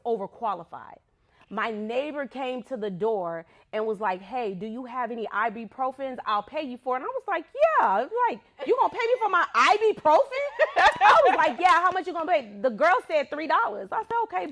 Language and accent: English; California, United States; moved away; I come from California